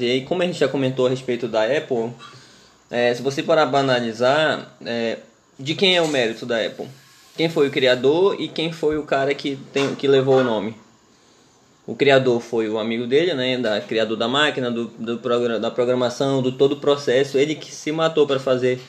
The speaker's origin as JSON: {"language": "Portuguese", "town": "Santarém", "region": "Pará", "country": "Brazil", "said": "a gente é paraense, mas é, a gente é de Santarém"}